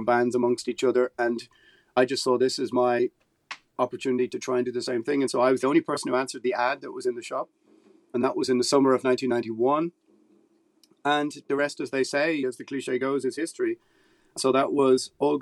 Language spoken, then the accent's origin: English; Ireland; being Irish